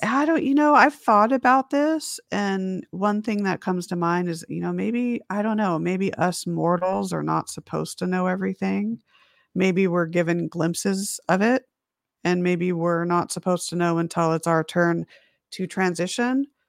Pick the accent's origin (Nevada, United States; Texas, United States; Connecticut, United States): Nevada, United States; Las Vegas; also born or lived in Huntington Beach, California; I was born in Huntington Beach, California, which is a little beach town, uh, about an hour north of San Diego. lived there for about a year, and then my mom, dad, and I moved out to Las Vegas, Nevada